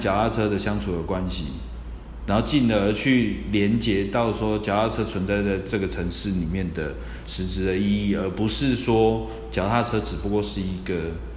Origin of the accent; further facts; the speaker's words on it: Taiwan; 我们台湾人